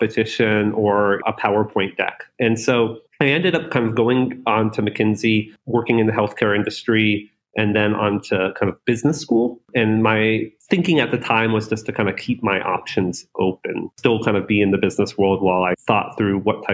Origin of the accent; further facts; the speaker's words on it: North Florida, United States; moved away as an adult; also born or lived in Silicon Valley; I was born in North Florida.